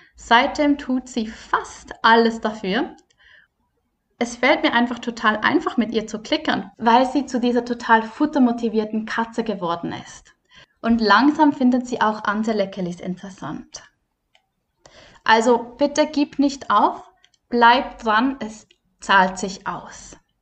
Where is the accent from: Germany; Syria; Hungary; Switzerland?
Switzerland; bei uns in der Schweiz